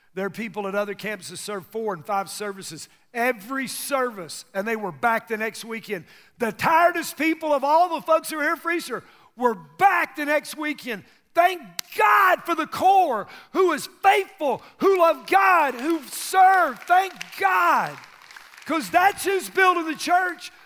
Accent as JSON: {"language": "English", "country": "United States", "tie": "born or raised there", "said": "I grew up in America"}